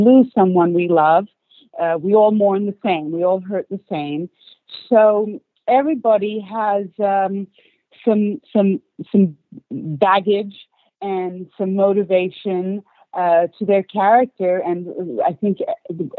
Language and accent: English; Australia; first language English; moved away as an adult; also born or lived in Istanbul, Turkey / London, United Kingdom; now in Los Angeles, United States; I was born and raised in Australia, but I have Turkish family